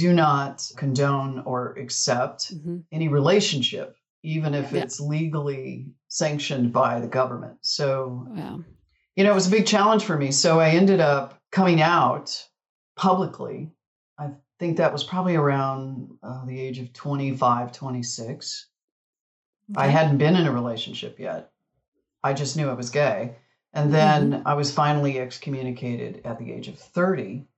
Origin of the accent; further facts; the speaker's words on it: a tiny town east of Palm Springs, California, United States; I grew up in a tiny town east of Palm Springs, about 65 miles east there.